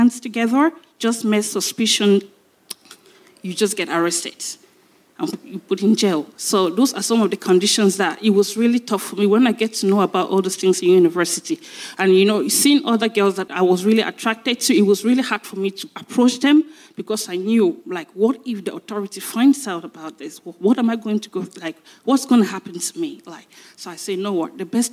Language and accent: English; Cameroon; now in United Kingdom; I'm from Cameroon.